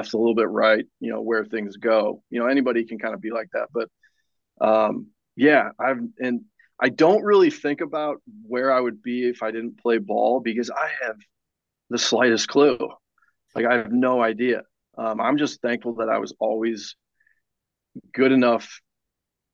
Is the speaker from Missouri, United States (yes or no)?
yes; St. Louis, Missouri, United States; I grew up in St. Louis